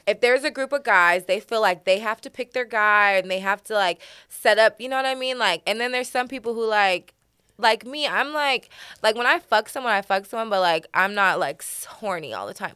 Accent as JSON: {"language": "English", "region": "Oregon", "country": "United States", "moved": "yes", "said": "I'm from Oregon"}